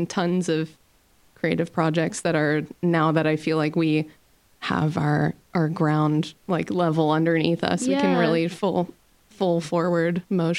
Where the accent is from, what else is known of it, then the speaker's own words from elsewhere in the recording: Waterloo, Ontario, Canada; moved away as an adult; now in Kingston, Canada; And I actually grew up in Waterloo and then moved to Kingston about 5-6 years ago or so.